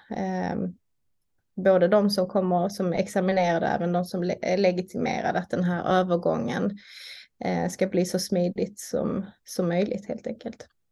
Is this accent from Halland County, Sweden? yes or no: no; Malmö, Skåne, Sweden; bor jag i Malmö där jag är uppvuxen